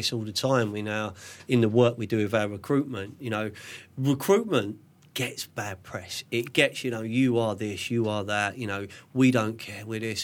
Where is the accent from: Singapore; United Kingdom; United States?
United Kingdom; London; born or raised there